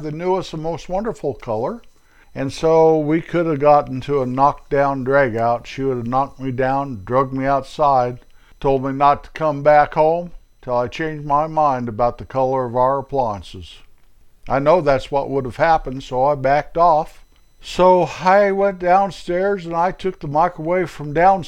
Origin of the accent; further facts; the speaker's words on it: United States; I am an American.